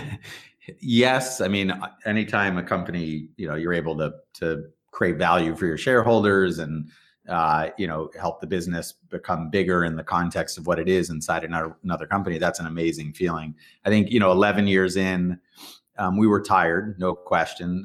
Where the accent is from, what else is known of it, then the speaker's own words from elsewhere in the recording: Weston, Massachusetts, United States; grew up in Weston, so just outside the city here